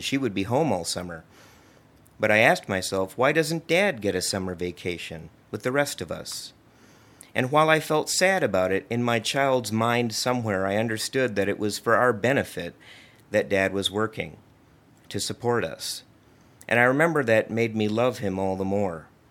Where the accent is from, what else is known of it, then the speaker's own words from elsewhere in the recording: Libertyville, Illinois, United States; also born or lived in Washington, D.C. / Maryland; I grew up here in Libertyville, as did my wife, Rita